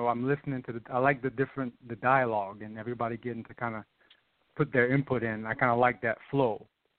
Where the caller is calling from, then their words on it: Charlotte, North Carolina, United States; I'm calling from Charlotte.